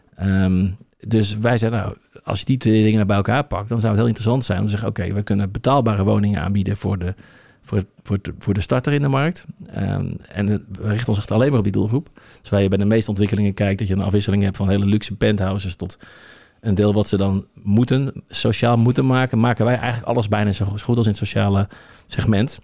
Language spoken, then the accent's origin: Dutch; Obdam, North Holland, Netherlands; Wij komen van oorsprong uit Opdam. Ja. Uh, ehm, eh, Opdam is een prachtig dorp. Eh, op 15 minuten rijden van, van Alkmaar ben ik opgegroeid.